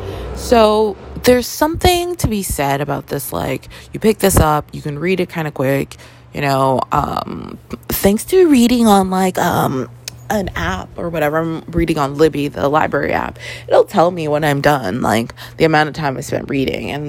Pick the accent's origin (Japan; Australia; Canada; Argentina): Canada; Toronto, Ontario; growing up in Toronto, Canada